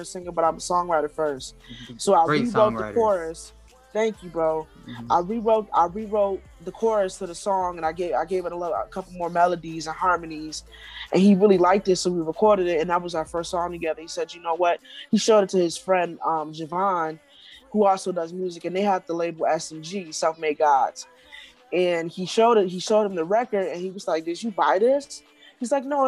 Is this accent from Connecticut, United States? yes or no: no; Milwaukee, Wisconsin, United States; I'm from Milwaukee, Wisconsin.